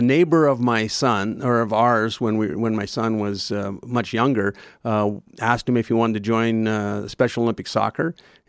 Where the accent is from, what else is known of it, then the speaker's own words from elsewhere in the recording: Calgary, Alberta, Canada; also born or lived in Oregon, United States; I was born in Calgary, but I lived the first 11 years of my life in Oregon in the U.S. and grew up a lot down there. And then we moved back to Calgary when I was 11. Lived here all my life since then.